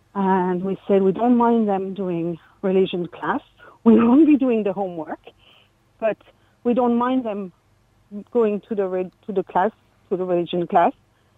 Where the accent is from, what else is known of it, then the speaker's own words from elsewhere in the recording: France; English is a second language; I'm French.